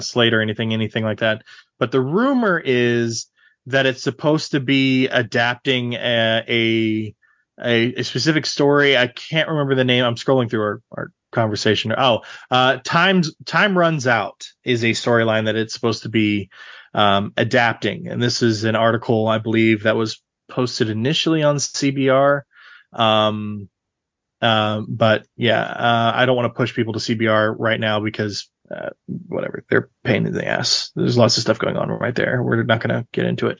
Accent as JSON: {"language": "English", "region": "Central Texas", "country": "United States", "tie": "born or raised there", "said": "I grew up in Central Texas, uh, my entire life."}